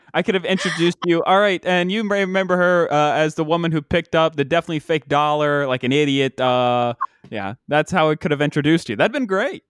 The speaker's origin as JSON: {"language": "English", "region": "West Virginia", "country": "United States", "said": "we don't have professional sports in West Virginia"}